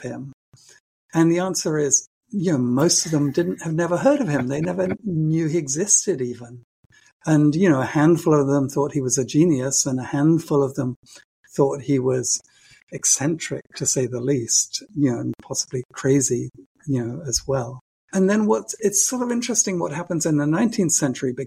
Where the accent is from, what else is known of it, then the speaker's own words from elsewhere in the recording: United Kingdom; as a Brit